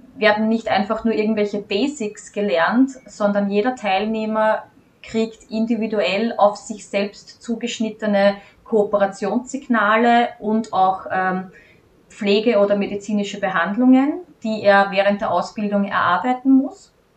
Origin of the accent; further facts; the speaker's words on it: Austria; ich als Hundefriseurin hier bei uns in Österreich ähm, eine von wenigen bin